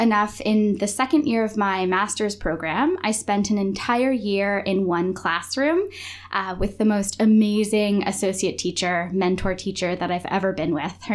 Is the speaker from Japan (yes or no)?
no; Windsor, Ontario, Canada; now in Huntsville, Canada; I grew up in Windsor, and there are many French-Canadian people in the Windsor area